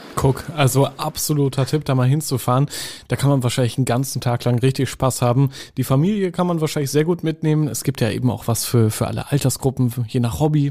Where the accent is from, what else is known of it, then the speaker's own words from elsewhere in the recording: Northern Germany, Germany; ich bin ja im Norden groß geworden